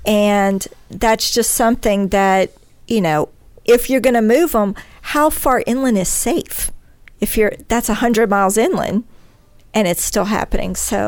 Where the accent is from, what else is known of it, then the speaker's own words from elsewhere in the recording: Denham Springs, Louisiana, United States; Denham Springs. It's my hometown. I'm nearly 100 miles inland from the coast.